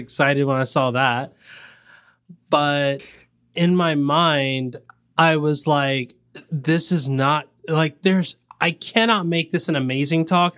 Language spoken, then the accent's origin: English; the South, United States; I'm from the South